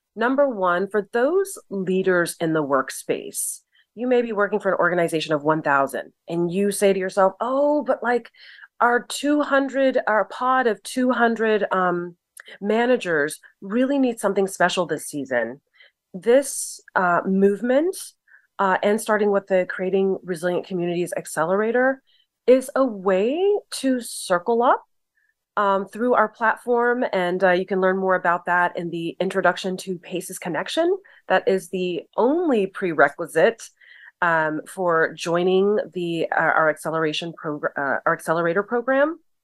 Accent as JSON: {"language": "English", "region": "Southern California", "country": "United States", "said": "I'm from Southern California"}